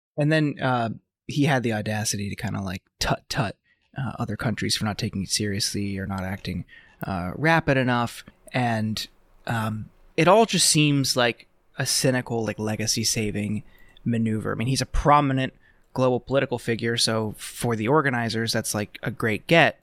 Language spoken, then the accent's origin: English; Youngstown, Ohio, United States; growing up in the Rust Belt, like I lived in Ohio uh, growing up in outside of Youngstown.